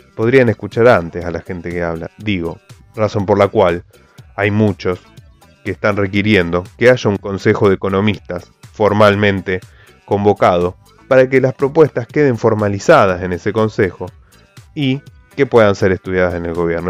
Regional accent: Argentina; los argentinos hoy estamos huyendo del riesgo argentino

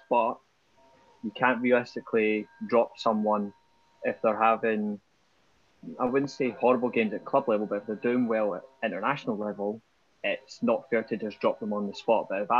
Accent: Scotland, United Kingdom; me being Scottish

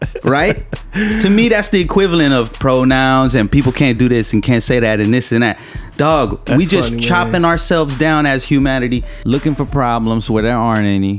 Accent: Long Beach, California, United States; accent: a little hood; I grew up in the Carmelitos

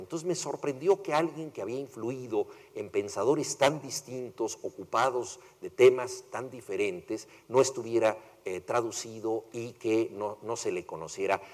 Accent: Mexico; yo soy mexicano

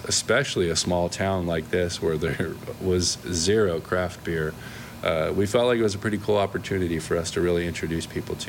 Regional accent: Florida, United States; born or raised there; moved away as an adult; also born or lived in New Jersey / California / Oregon / Washington; now in Sebastian, United States

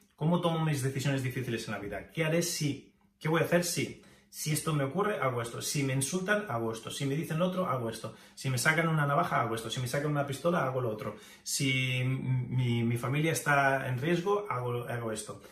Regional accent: Spain; moved away as an adult; also born or lived in Japan / United States; me fui de España a Japón y a Estados Unidos, dejando atrás familia, contactos

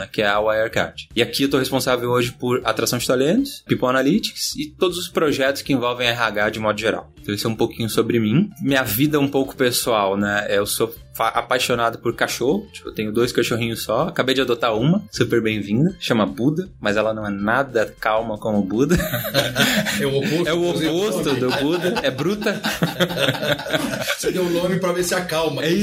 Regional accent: Curitiba, Paraná, Brazil; now in São Paulo, Brazil; É, eu sou curitibano, por essência. Morei em cinco estados já no país. Já morei nos cinco cantos, literalmente, do país.

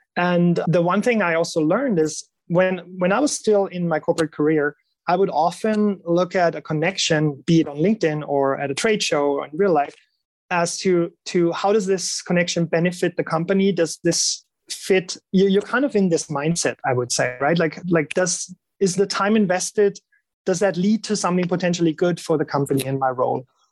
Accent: Germany; moved away; I'm I'm originally from Germany, so I I know my folk pretty well

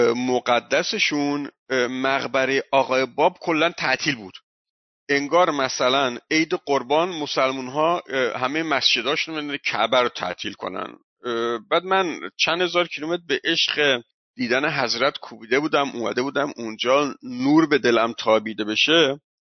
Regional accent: Iran; ما ایرانی هستیم

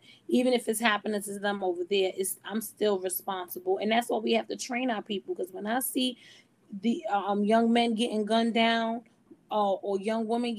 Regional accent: United States; I'm an American Black

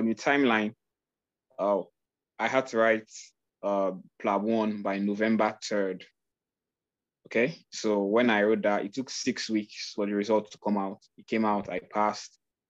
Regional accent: Nigeria; I'm Nigerian

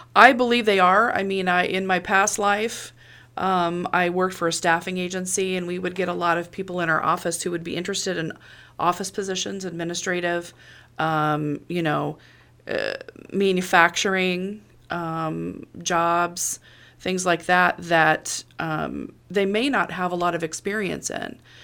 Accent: Monmouth, Illinois, United States; I am from Monmouth, born and raised

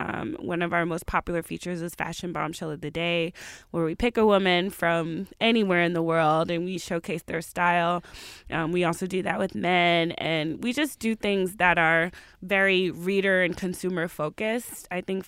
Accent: Atlanta, Georgia, United States; Yeah. I'm from the South. I'm from Atlanta. So I like a lot of the Southern rappers.

